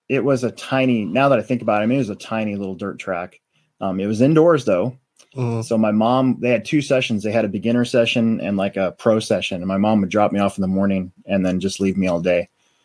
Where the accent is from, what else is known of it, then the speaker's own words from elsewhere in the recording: Omaha, Nebraska, United States; also born or lived in Sioux City, Iowa; technically my parents are from Sioux City, Iowa, but we moved to Omaha early enough that I'm from Omaha.